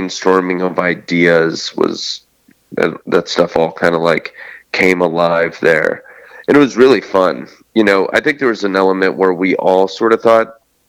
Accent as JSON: {"language": "English", "town": "Steubenville", "region": "Ohio", "country": "United States", "said": "I'm from Steubenville, Ohio."}